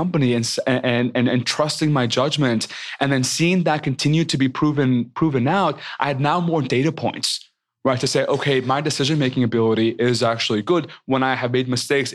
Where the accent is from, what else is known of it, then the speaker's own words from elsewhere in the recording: Mexico; I am so proud of being Mexican, of being Latino